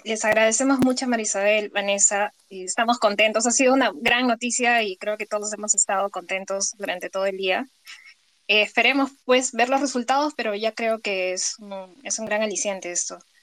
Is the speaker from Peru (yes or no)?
yes; Peru; ciudadanos peruanos